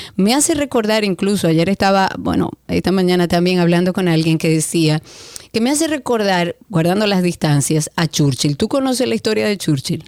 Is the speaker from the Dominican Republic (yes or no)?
yes; Dominican Republic; yo me siento más dominicana que nunca